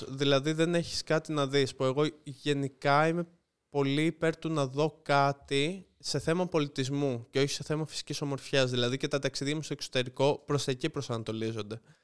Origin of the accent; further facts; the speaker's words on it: Lefkada, Ionian Islands, Greece; είμαι από Λευκάδα